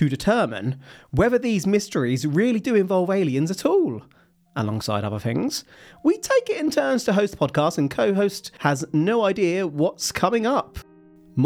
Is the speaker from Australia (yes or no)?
no; England, United Kingdom; I am English.